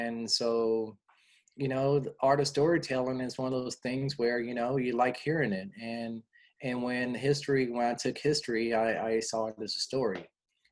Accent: Los Angeles, California, United States; moved away as an adult; also born or lived in Wyoming / Montana; I'm from Los Angeles, California

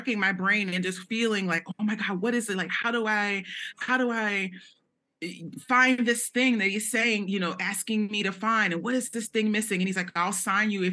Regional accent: Philadelphia, Pennsylvania, United States; I grew up in North Philly

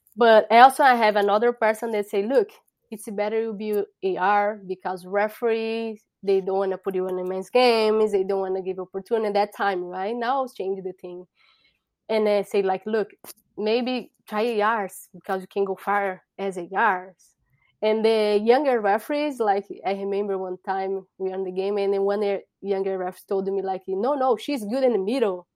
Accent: São Paulo, Brazil; English is a second language; moved away as an adult; now in United States; I'm from Brazil. So, I bro-, I born in Brazil.

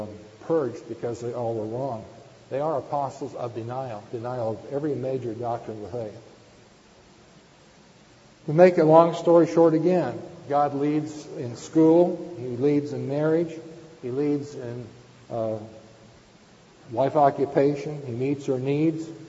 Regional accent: northern San Diego County, California, United States; also born or lived in Palms, Culver City, California; we moved from the Palms, Culver City area. We moved down to northern San Diego County. I attended junior high school and high school

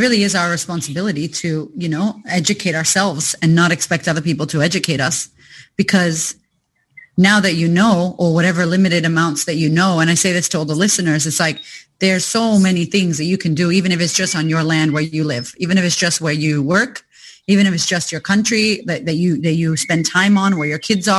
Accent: United States; now in Australia; someone like myself, who I'm not Australian, you know, yet, trying to get that citizenship fast though. I'm not going to lie. I don't want to go back to America anytime yet. I love you, America, but I'm going to stay here.

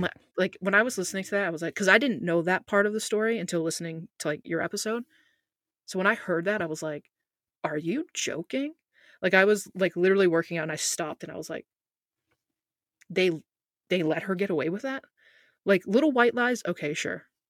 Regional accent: United States; As an American

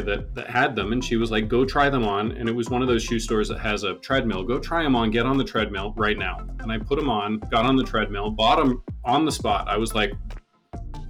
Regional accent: Northern Vermont, United States; moved away; also born or lived in New York; I grew up in Northern Vermont, and as a child, I was just barefoot all the time

